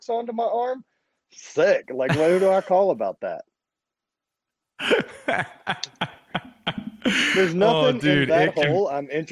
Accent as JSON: {"language": "English", "region": "Louisiana", "country": "United States", "tie": "born or raised there", "said": "growing up in Louisiana"}